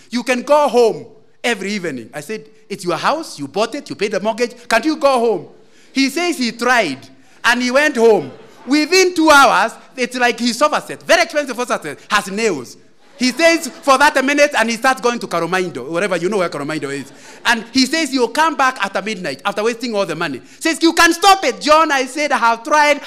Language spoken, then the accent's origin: English; Central Province, Kenya; moved away; also born or lived in Kisumu; I come from Central Province